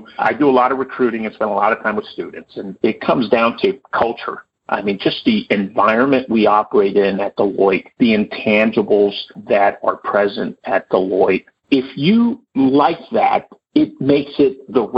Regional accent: Los Angeles, California, United States; also born or lived in Sacramento; accepting a relocation back to the Los Angeles area, which I ultimately took, came back to my hometown

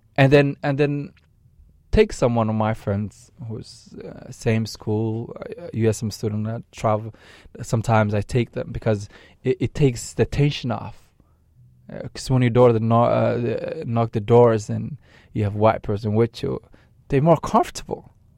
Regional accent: Maine, United States; I, I'm an American citizen who grew up here. Uh, I'm a, I'm a Mainer.

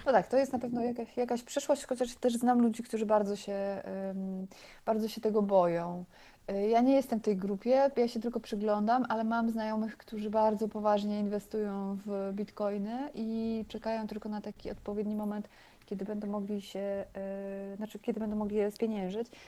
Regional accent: Bydgoszcz, Kuyavian-Pomeranian Voivodeship, Poland; urodziłam się w Bydgoszczy na stadionie żużlowym

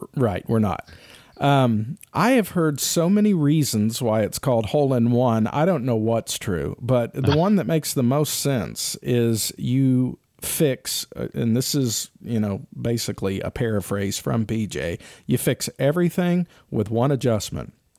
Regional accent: Kennesaw, Georgia, United States; I grew up in Kennesaw, Georgia

